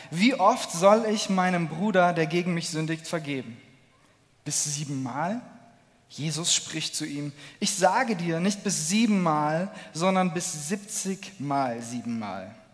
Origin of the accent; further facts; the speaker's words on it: Cologne, North Rhine-Westphalia, Germany; Ich komme aus Köln und ich bin ganz begeistert